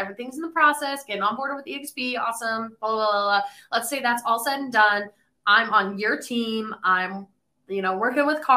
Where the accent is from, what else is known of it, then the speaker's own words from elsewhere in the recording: Colorado, United States; moved away as an adult; now in Nashville, United States; I'm actually from Colorado. So I moved to Nashville middle of 2020